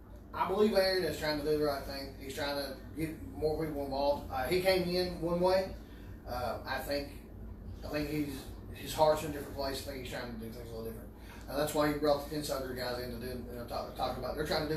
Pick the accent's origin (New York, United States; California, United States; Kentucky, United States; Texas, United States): Kentucky, United States; Eastern; All of us are out of Eastern Kentucky. We're pieces from Moorhead, and the other three of us here live in Mount Starr on our own.